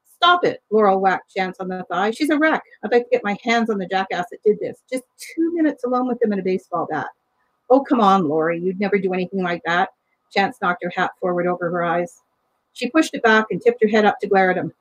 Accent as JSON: {"language": "English", "region": "Ontario", "country": "Canada", "tie": "born or raised there", "moved": "as an adult", "said": "I grew up in Ontario, we moved west"}